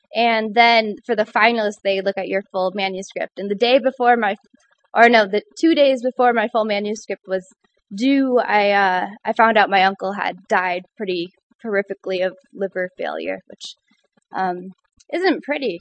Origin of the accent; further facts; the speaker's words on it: Michigan, United States; moved away as an adult; now in Ithaca, United States; I am from the hand state